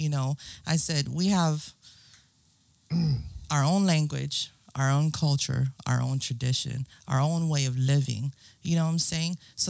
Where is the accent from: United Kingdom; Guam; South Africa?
Guam; When the Micronesians are asking me, where are you from? I'm from Guam.